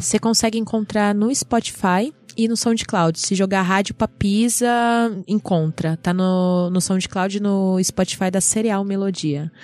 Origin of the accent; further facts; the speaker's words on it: Pirituba, São Paulo, Brazil; lá da minha casa, lá da minha quebrada, salve Pirituba.